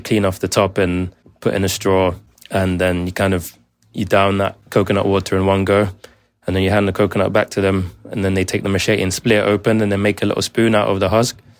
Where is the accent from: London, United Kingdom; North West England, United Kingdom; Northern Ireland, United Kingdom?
London, United Kingdom; I grew up in Zone two, London